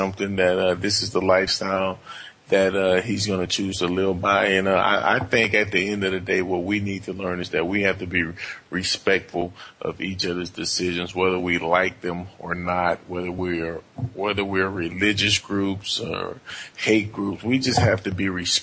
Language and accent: English; Montgomery, Alabama, United States; now in Michigan, United States; I grew up in Montgomery, Alabama